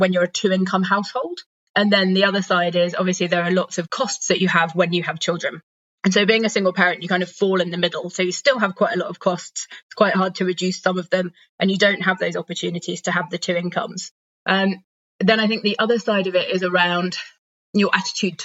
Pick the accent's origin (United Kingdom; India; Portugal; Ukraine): United Kingdom; moved away as an adult; also born or lived in Democratic Republic of the Congo / Sudan; now in Denmark; I'm British originally. I'm currently living in Denmark